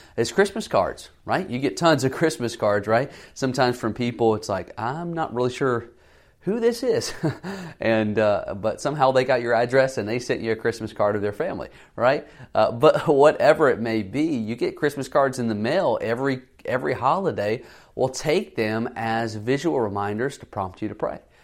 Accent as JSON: {"language": "English", "region": "the South", "country": "United States", "tie": "born or raised there", "said": "I grew up in the South"}